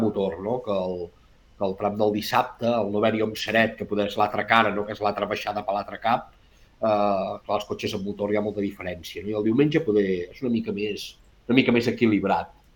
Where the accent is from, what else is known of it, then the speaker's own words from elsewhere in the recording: Arbúcies, Catalonia, Spain; nosaltres som d'Arbúcies